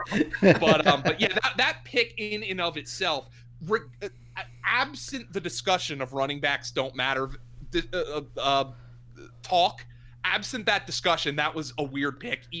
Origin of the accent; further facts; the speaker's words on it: Pennsylvania, United States; I'm, I'm, am a southeastern Pennsylvania guy. I'm from the Lehigh Valley, so don't worry.